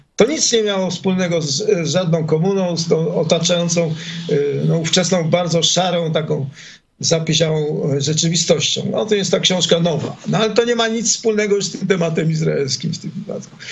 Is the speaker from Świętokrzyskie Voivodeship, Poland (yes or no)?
no; Warsaw, Masovian Voivodeship, Poland; moved away as an adult; now in Israel; ja pochodzę z Warszawy